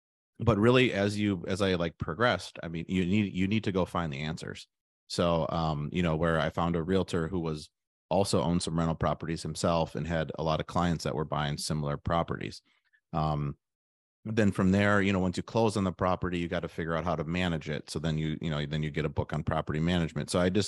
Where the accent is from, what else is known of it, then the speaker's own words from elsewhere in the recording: Milwaukee, Wisconsin, United States; I'm from the Milwaukee area. So then I went to UW-Madison for college.